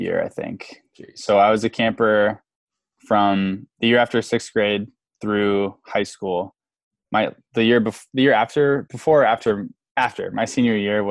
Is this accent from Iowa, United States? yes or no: yes; Davenport, Iowa, United States; I'm from Davenport, and my home church that I grew up